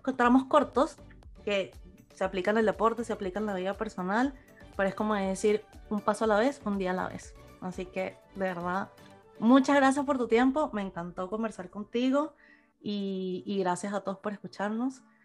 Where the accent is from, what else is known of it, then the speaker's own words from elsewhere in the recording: Venezuela; moved away; nosotros como venezolanos, pues salimos de Venezuela y inmigramos